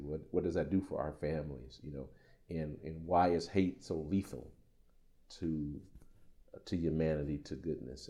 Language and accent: English; Chicago, Illinois, United States; now in Madison, United States; I'm being from Chicago. Uh, uh, come from a community that is really struggling with black on black crime